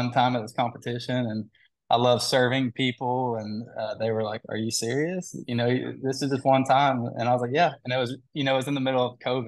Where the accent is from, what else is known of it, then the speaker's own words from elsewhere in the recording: Rowlett, Texas, United States; also born or lived in Fort Smith, Arkansas / Corpus Christi, Texas / Oklahoma / Dallas; being in, you know, Rowlett my whole life pretty much.